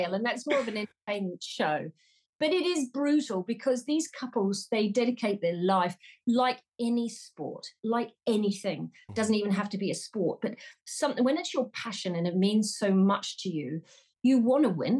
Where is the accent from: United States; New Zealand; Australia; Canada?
New Zealand; Auckland; moved away as an adult; also born or lived in England; I'm from New Zealand, originally Auckland, New Zealand